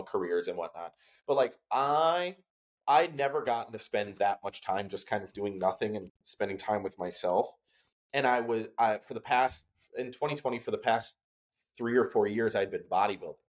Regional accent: Wisconsin, United States; now in New Haven, United States; I'm from Wisconsin, I mentioned that, but like small town, one grocery store in the whole like county kind of thing

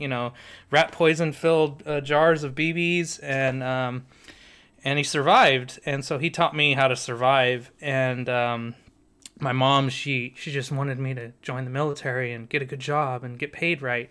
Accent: San Diego, California, United States; I'm thirty-five, grew up in San Diego on the beach

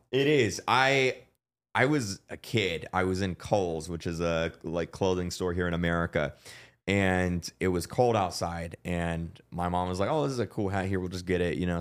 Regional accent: Florida, United States; we're both from Florida

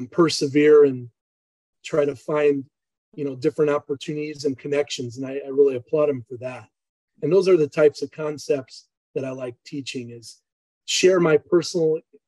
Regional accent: Chicago, Illinois, United States; moved away; also born or lived in Emporia, Kansas; I grew up in Chicago

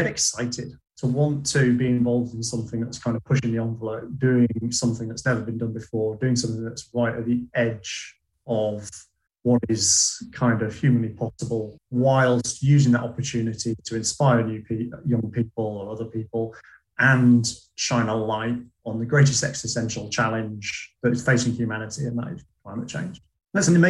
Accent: Yorkshire and the Humber, United Kingdom; moved away; I'm a Yorkshireman originally

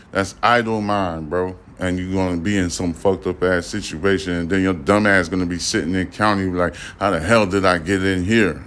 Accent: New York City, New York, United States; I'm from Brooklyn, New York. I was born in Brooklyn. You know what I'm saying? I was raised in the New York area.

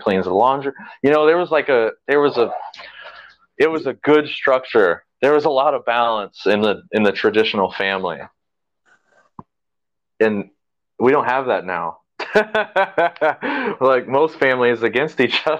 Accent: United States; I have a soft spot in my heart for Americana, I guess, being an American

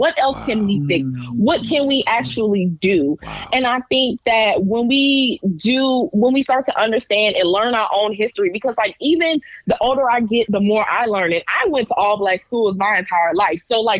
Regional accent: the South, United States; And growing up in the South, I saw it. I see it.

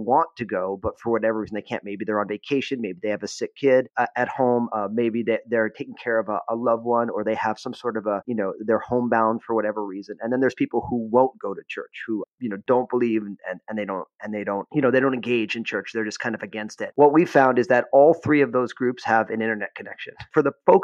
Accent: New Jersey, United States; moved away; also born or lived in San Francisco Bay Area; I had been church planting in my home state of New Jersey

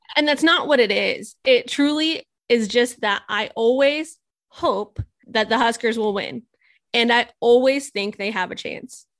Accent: Nebraska, United States; I'm was born and raised in Nebraska

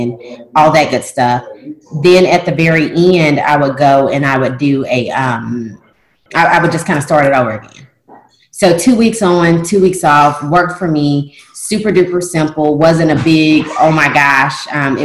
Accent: Tennessee, United States; now in Louisiana, United States; I'm not from Louisiana. I'm from Tennessee

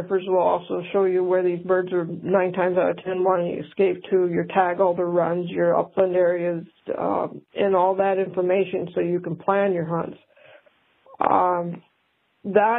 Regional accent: New Buffalo, Michigan, United States; I grew up in New Buffalo, Michigan

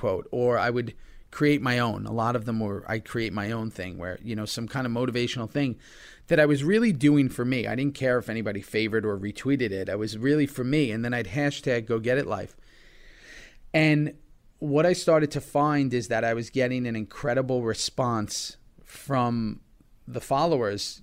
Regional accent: New York City, New York, United States; I've grown up here my whole life

